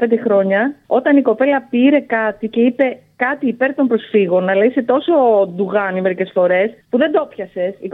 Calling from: Cyprus; Είμαι στην Κύπρο.

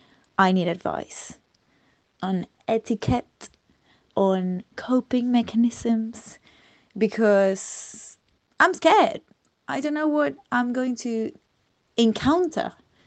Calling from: Argentina; English is a second language; So here I am from Argentina in Stoke Newington at the moment.

